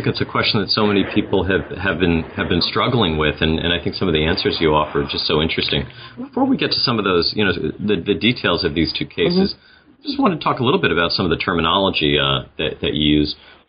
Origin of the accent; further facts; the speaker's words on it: New York City, New York, United States; My hometown of New York City features prominently in much of the book.